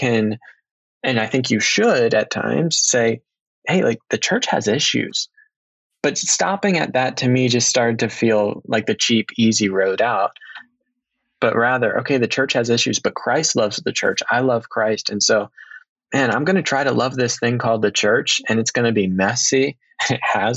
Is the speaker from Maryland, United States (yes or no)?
yes; Maryland, United States; moved away as an adult; now in Chicago, United States; I'm from Maryland. Currently, I'm in Chicago